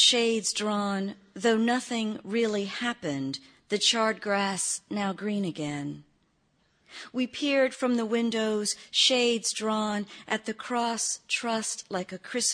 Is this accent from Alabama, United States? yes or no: no; Gulfport, Mississippi, United States; moved away; also born or lived in Atlanta, Georgia; I was born near Easter, 1966, in Mississippi